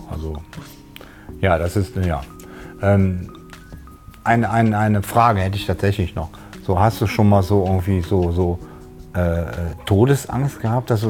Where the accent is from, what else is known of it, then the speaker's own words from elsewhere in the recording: Cologne, North Rhine-Westphalia, Germany; Und äh, ich finde das so, so, so, so als Kölner, ne?